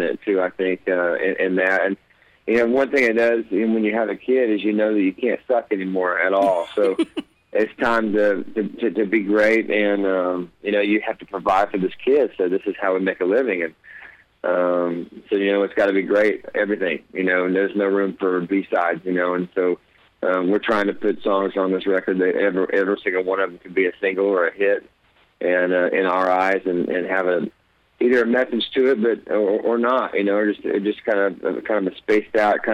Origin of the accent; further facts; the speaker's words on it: Oklahoma, United States; I'm from Oklahoma